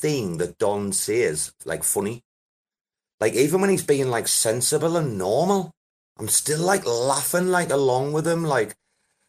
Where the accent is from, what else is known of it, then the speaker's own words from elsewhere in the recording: Sunderland, North East England, United Kingdom; I'm from Sunderland